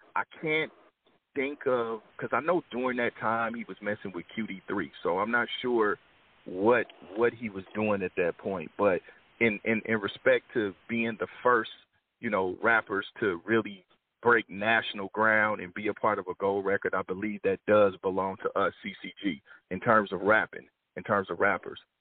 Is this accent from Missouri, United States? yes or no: yes; Kansas City, Missouri, United States; moved away as an adult; now in Los Angeles, United States; Born and raised in Kansas City, you know, but I've been in L.A. half of my life now